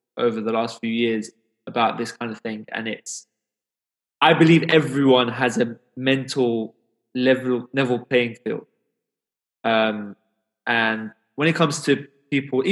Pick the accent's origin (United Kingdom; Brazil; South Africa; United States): United Kingdom; London; growing up in London, coming from an immigrant background